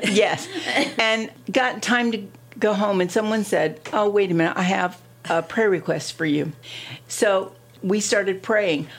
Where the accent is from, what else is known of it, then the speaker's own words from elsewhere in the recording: Ohio, United States; moved away as an adult; now in Delaware, United States; I was born and raised in Ohio